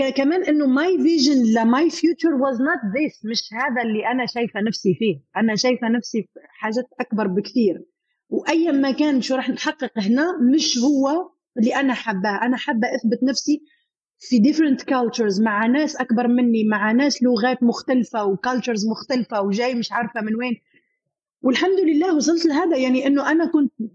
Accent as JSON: {"language": "Arabic", "country": "Algeria", "tie": "born or raised there", "moved": "as an adult", "lives_now": "United Arab Emirates", "said": "منطقه عندنا في الجزائر"}